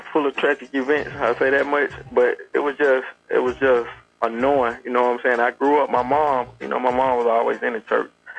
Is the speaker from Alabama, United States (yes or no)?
yes; Birmingham, Alabama, United States; I was born and raised in Birmingham, Alabama. I grew up in the Cooper Green Projects